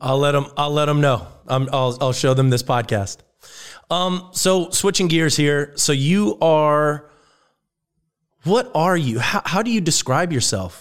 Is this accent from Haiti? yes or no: no; Germany; moved away; I grew up in Germany